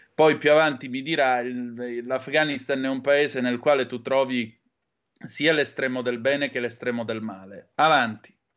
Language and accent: Italian; Southern Italy, Italy; accent: southern Italian dialect; my slang from the southern part of Italy